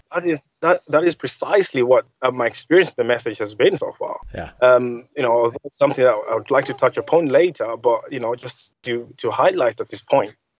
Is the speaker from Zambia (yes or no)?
yes; Zambia; I grew up in Zambia